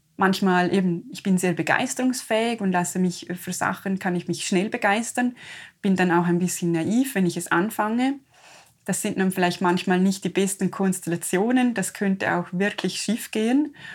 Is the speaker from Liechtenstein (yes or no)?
yes; Liechtenstein; wir als Liechtensteiner